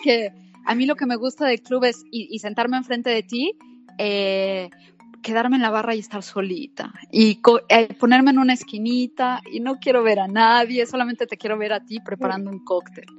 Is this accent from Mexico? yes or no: yes; Mexico; moved away; soy mexicana, se extraña un poquito los sabores de mi tierra